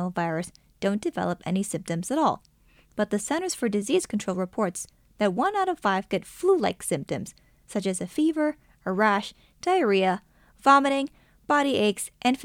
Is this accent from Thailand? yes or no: yes; Thailand; now in United States; growing up in Thailand.